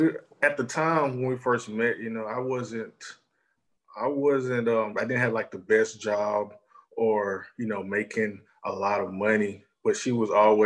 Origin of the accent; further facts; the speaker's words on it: Augusta, Georgia, United States; I'm from Augusta, Georgia.